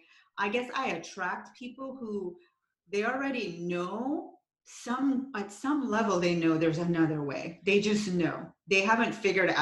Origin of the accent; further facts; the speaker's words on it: Jamaica; moved away; I'm from Jamaica originally.